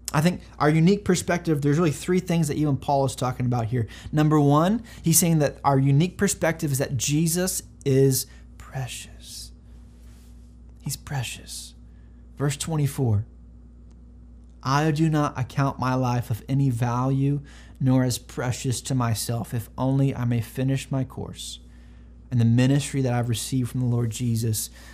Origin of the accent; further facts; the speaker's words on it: North Carolina, United States; now in San Antonio, United States; I'm from North Carolina originally, and uh, I was homeschooled until high school